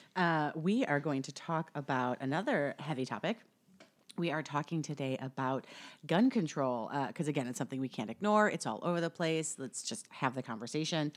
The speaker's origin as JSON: {"language": "English", "region": "Upper Midwest", "country": "United States", "said": "I'm from the Midwest, upper upper Midwest."}